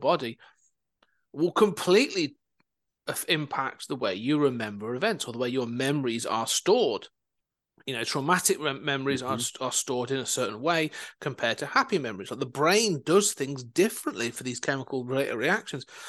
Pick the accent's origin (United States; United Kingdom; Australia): United Kingdom; Coventry, West Midlands; moved away; also born or lived in Leicester; I was raised in Coventry I now live uh, elsewhere